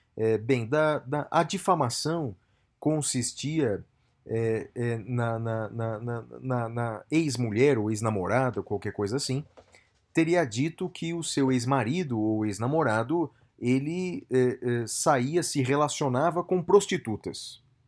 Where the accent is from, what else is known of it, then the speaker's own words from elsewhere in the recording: Brazil; nós brasileiros